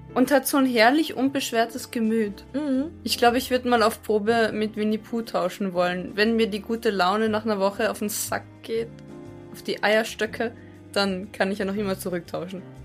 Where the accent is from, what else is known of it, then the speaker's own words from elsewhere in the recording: Austria; Bei uns in Österreich